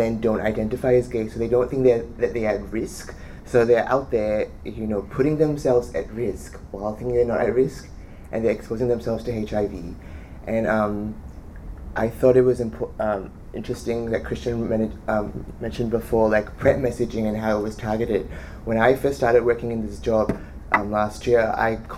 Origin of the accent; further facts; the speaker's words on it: India; I'm Indian